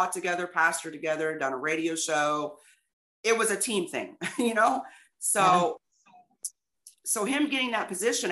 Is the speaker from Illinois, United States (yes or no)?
yes; Illinois, United States; moved away as an adult; also born or lived in East St. Louis; now in Texas, United States; I'm from Illinois.